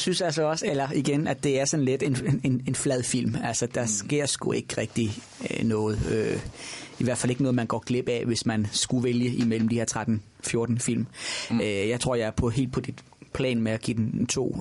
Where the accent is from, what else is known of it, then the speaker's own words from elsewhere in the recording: Nordborg, Southern Denmark, Denmark; Sønderborg, den store by på Als, hvor jeg er opvokset. Jeg er fra Nordborg.